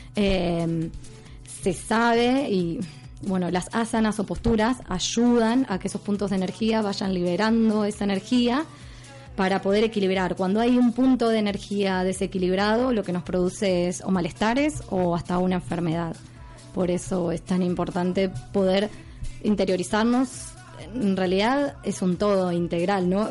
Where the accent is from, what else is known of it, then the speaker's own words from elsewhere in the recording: Argentina; accent: español argentino; moved away as an adult; now in Mallorca, Spain; soy de Argentina y estoy radicada aquí en la isla hace un año.